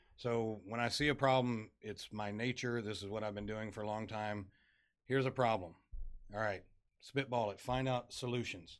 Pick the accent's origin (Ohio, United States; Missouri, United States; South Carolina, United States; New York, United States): Missouri, United States; Farmington; moved away as an adult; now in Dickinson, United States; I'm originally from Southeast Missouri, a little town called Farmington.